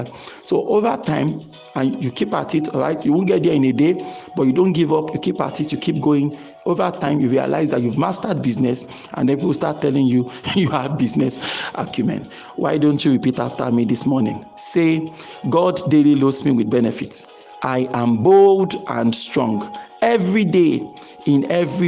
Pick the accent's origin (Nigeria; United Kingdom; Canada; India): Nigeria; I'm speaking as a Nigerian here now.